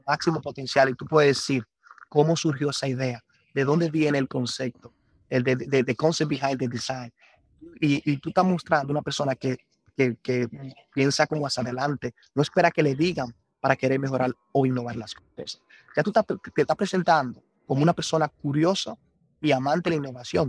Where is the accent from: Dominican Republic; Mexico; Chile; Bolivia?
Dominican Republic; Constanza, La Vega; moved away as an adult; Soy nacido y crecido aquí en Dominicana